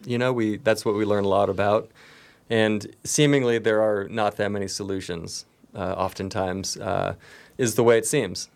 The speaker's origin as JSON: {"language": "English", "town": "Nevada City", "region": "California", "country": "United States", "tie": "born or raised there", "said": "I've grown up here and obviously I returned here immediately after my college experience. I grew up on Banner Mountain"}